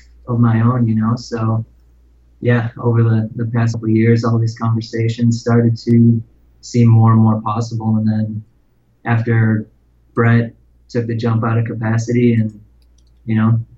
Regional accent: Detroit, Michigan, United States; I grew up in Michigan, in like suburban Detroit

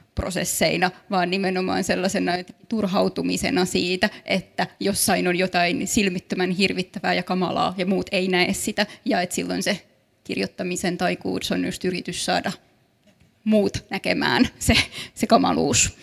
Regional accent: Kaarina, Southwest Finland, Finland; also born or lived in Turku; mä itse olen kasvanut Kaarinassa, mutta koen olevani hyvin turkulainen

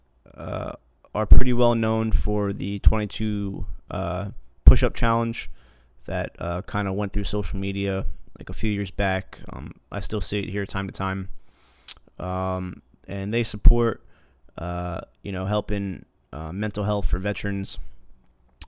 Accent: New Jersey, United States; I grew up in Jersey, and that's where I worked.

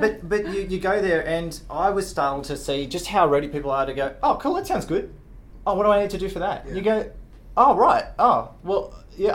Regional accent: Australia; I'm from Australia

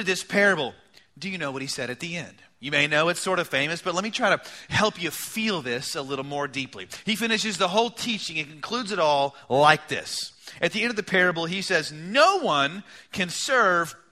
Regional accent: United States; as American people

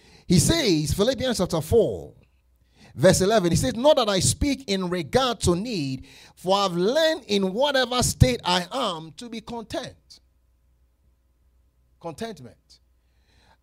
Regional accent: Colorado, United States; I'm from Colorado. I know how to drive in this snow

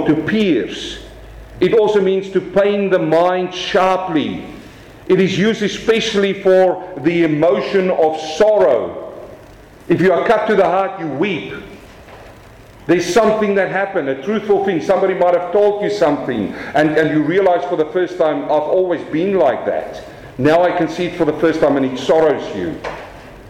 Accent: South Africa; accent: South African; my South African accent

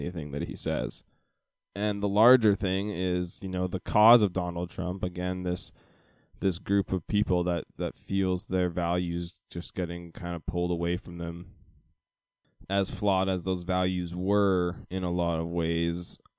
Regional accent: United States; now in Vancouver, Canada; I am American

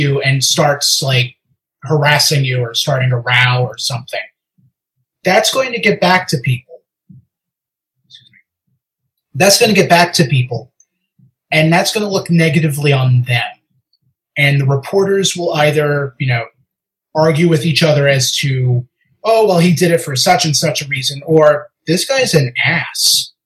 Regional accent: United States; I'm American.

